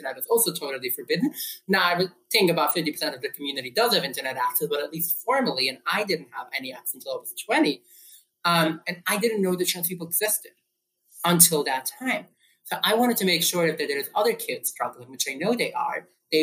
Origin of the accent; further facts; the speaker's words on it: New York City, New York, United States; I grew up in New York City